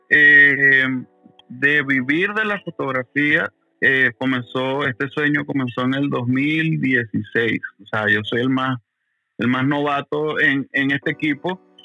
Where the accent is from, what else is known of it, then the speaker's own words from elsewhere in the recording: Valencia, Carabobo, Venezuela; moved away as an adult; now in United States; vengo de Venezuela, pero vivo en los Estados Unidos